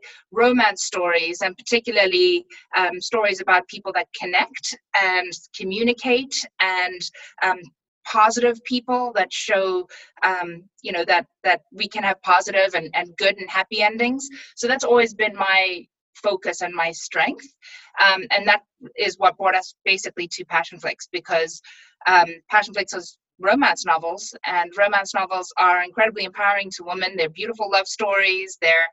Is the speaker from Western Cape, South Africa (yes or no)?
no; Pretoria, Gauteng, South Africa; born there; also born or lived in Durban / Bloemfontein / Johannesburg; So like in South Africa, you know, I was born in Pretoria, and then we moved to Durban, which is on the coast of South Africa